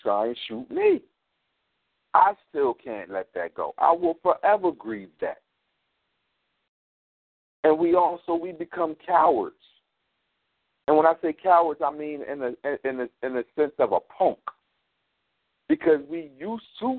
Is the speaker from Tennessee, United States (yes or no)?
no; Philadelphia, Pennsylvania, United States; I'm from North Philly